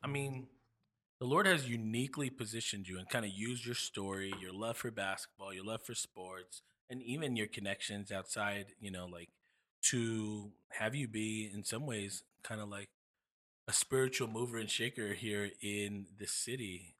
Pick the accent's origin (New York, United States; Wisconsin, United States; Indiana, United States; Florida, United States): New York, United States; moved away; I'm from New York